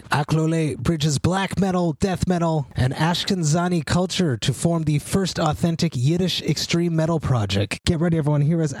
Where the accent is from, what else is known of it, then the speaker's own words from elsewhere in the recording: Montreal, Quebec, Canada; MTELUS in my hometown, Montreal.